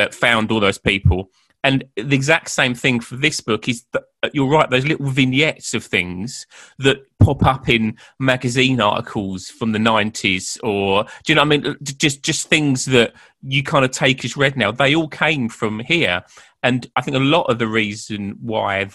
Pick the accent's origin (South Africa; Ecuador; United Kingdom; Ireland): United Kingdom; as British people